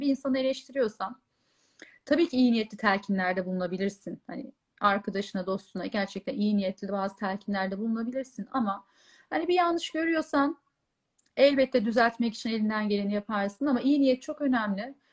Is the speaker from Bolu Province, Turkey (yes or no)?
yes; Bolu, Bolu Province, Turkey; moved away as an adult; also born or lived in Istanbul; ben e, doğma büyüme Bolulu'yum. Yaklaşık 18 yılım Bolu'da geçti